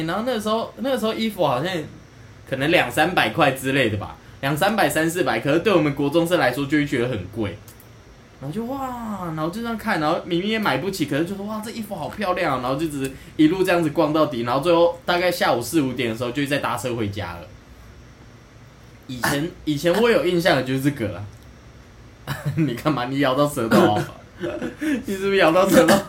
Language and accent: Chinese; Taoyuan, Taiwan; 就因为我是桃园人啊，所以我都会跑到像是台北啊。